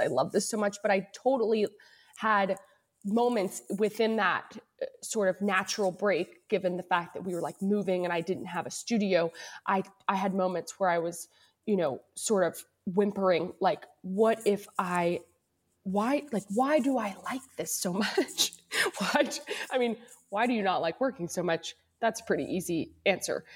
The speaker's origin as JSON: {"language": "English", "town": "Louisville", "region": "Kentucky", "country": "United States", "tie": "born or raised there", "also_born_or_lived": "Cincinnati, Ohio", "moved": "as an adult", "lives_now": "Northern California, United States", "said": "I'm originally from Louisville, Kentucky, born and raised there"}